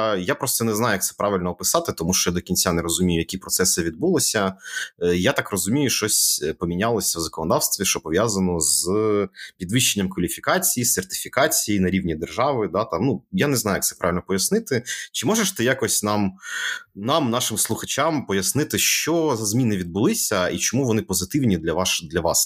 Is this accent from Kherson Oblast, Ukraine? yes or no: yes; Kherson, Kherson Oblast, Ukraine; now in Kyiv, Ukraine; в нашому рідному місті